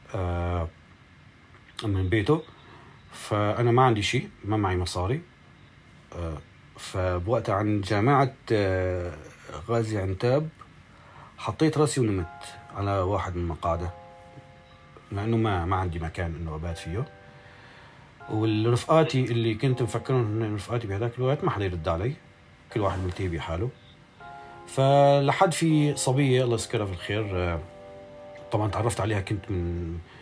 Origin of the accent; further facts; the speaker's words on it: Aleppo, Aleppo Governorate, Syria; moved away as an adult; also born or lived in Jordan / Egypt / Manbij; انا حلبي